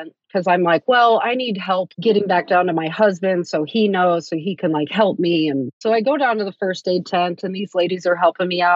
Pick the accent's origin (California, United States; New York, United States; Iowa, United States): Iowa, United States; now in Salem, United States; We're originally from Iowa, but we've been out here since late 2006